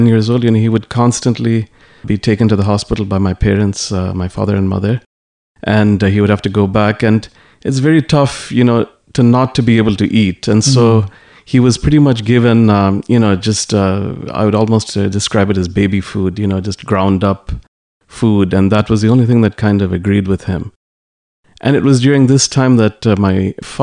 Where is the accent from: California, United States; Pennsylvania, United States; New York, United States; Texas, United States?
New York, United States; New York City; all of us were born and brought up in New York City